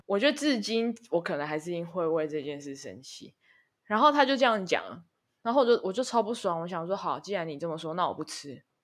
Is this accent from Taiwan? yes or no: yes; Taichung, Taiwan; moved away as an adult; also born or lived in United Kingdom; 我们的家乡